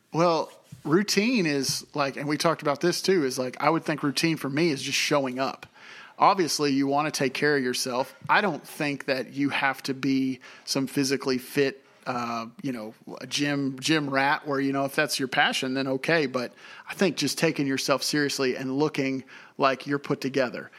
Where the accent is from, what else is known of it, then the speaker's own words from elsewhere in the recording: Tennessee, United States; moved away as an adult; also born or lived in Oklahoma; I'm from Tennessee originally